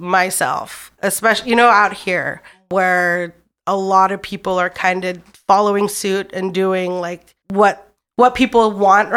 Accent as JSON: {"language": "English", "town": "Anchorage", "region": "Alaska", "country": "United States", "tie": "born or raised there", "also_born_or_lived": "Los Angeles", "moved": "as an adult", "said": "I was born and raised in Anchorage, Alaska, and I was in local TV in Anchorage"}